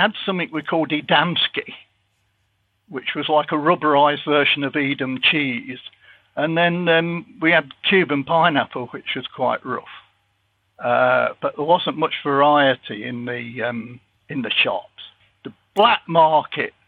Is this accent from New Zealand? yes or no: no; Leicester, East Midlands, United Kingdom; I come from Leicester